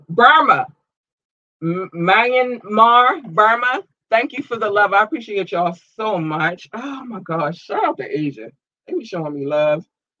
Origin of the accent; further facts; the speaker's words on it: United States; So first and foremost, shout out to my home country, the United States.